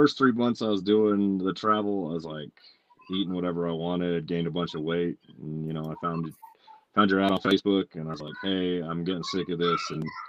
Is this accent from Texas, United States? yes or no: no; Colorado, United States; I'm from here, from Colorado. I'm like a third generation native.